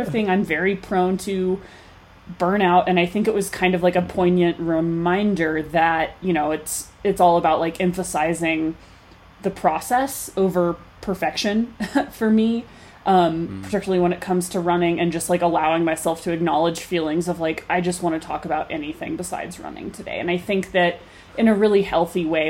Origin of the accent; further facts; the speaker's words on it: Fayetteville, Arkansas, United States; moved away as an adult; now in Colorado, United States; growing up in Fayetteville, track capital of the mm-hmm. world